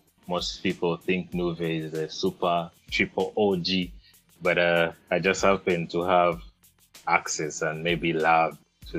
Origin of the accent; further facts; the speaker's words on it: Kampala, Uganda; I grew up in Bugos, Luzira, those areas